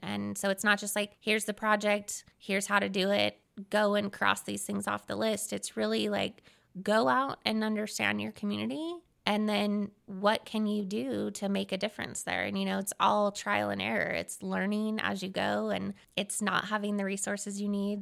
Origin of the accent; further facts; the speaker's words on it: Seattle, Washington, United States; moved away as an adult; now in Ogden, United States; I'm originally from Seattle, Washington.